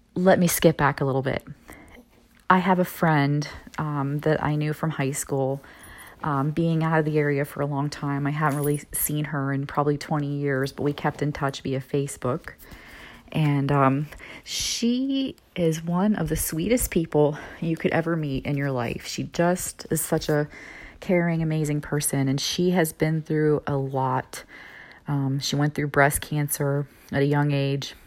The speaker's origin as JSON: {"language": "English", "region": "Midwest", "country": "United States", "tie": "born or raised there", "also_born_or_lived": "Florida", "moved": "yes", "said": "moving back to my hometown in the kind of Midwest area"}